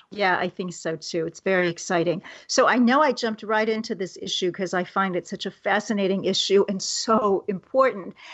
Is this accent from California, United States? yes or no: no; Iowa, United States; I grew up in Iowa.